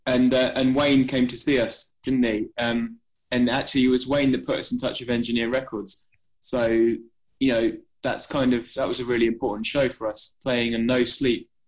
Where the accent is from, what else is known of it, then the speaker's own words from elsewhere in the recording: Isle of Wight, South East England, United Kingdom; moved away as an adult; also born or lived in Portsmouth; we're all from the Isle of Wight originally